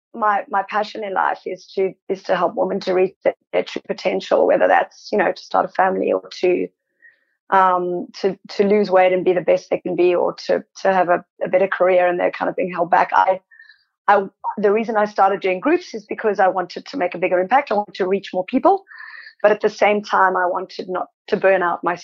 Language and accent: English; South Africa; moved away as an adult; now in Sydney, Australia; I'm South African, there is, and I grew up during apartheid